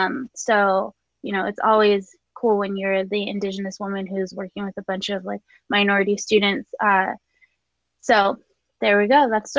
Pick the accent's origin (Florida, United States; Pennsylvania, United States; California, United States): California, United States; Los Angeles; I'm from the Muscogee Creek Nation. I'm a descendant of the Trail of Tears. Ultimately, my family ended up in Los Angeles because of a relocation program.